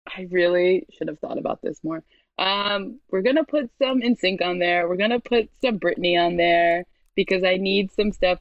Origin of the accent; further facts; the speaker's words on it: New York City, New York, United States; So I'm from Brooklyn, but I'm from like a very white area of Brooklyn.